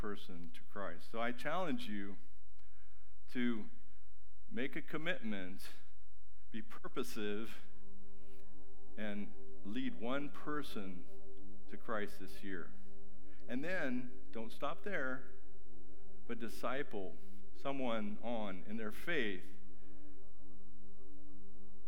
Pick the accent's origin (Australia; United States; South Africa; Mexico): Mexico; moved away; I grew up in Mexico with boats